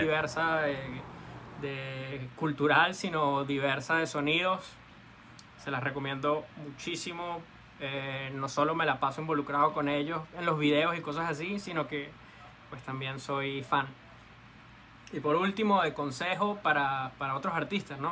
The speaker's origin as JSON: {"language": "Spanish", "country": "Venezuela", "said": "sobre todo como venezolano"}